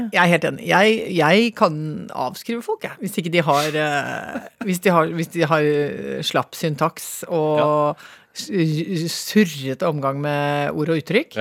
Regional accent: Toten, Innlandet, Norway; da jeg vokste opp på Toten

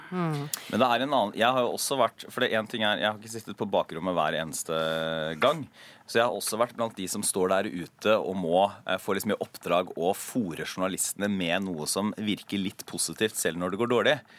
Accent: Porsgrunn, Telemark, Norway; Porsgrunn, som er, som er hjembyen min

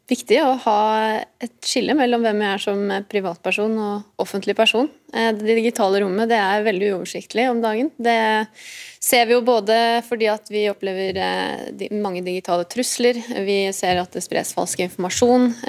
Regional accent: Lørenskog, Akershus, Norway; born there; Jeg er født i Lørenskog fordi eh, sykehuset ligger i Lørenskog.

